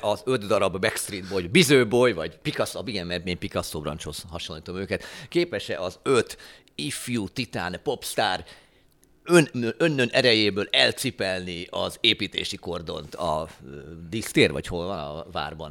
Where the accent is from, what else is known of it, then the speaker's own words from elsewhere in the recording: Hungary; mi magyarok